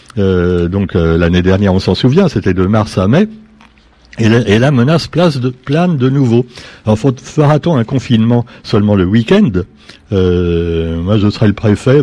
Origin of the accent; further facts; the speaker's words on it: France; parce qu'on est français